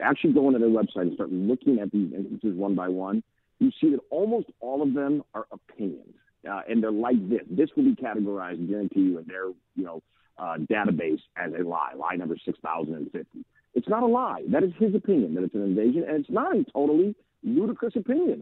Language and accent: English; United States; as an American